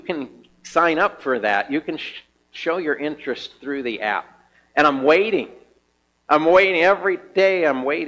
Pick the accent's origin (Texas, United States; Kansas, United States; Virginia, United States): Kansas, United States; now in Helena, United States; I'm from Kansas, from a farmer